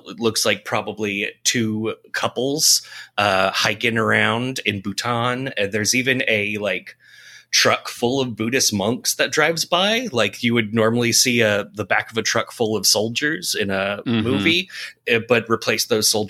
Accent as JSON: {"language": "English", "town": "San Francisco", "region": "California", "country": "United States", "tie": "born or raised there", "said": "Yeah, it's okay. I grew up in San Francisco."}